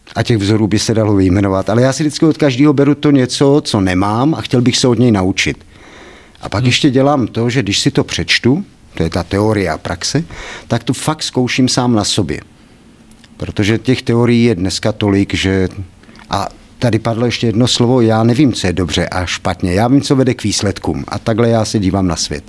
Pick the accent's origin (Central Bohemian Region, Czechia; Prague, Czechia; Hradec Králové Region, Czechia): Central Bohemian Region, Czechia; Kladno; Já nejsem kladeňák, Eh, jsem tady z vesnice kousek vedle, ale nakladně jsem vyrost od malička, teda vlastně od jednoho roku.